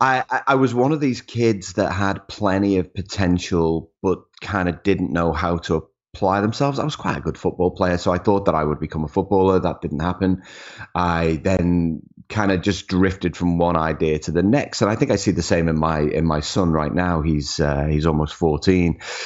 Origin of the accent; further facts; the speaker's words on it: Liverpool, North West England, United Kingdom; Grew up in Liverpool. Liverpool was home.